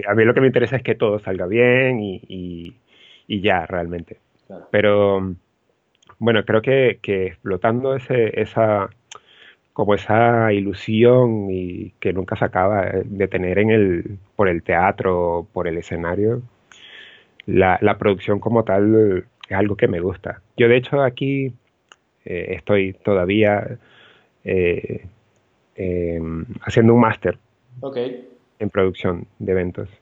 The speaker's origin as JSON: {"language": "Spanish", "town": "Los Teques", "region": "Miranda", "country": "Venezuela", "also_born_or_lived": "Caracas, Venezuela", "moved": "as an adult", "lives_now": "Barcelona, Spain", "said": "yo soy de Los Teques. Ok. Eh, específicamente de una zona que se llama La Macarena"}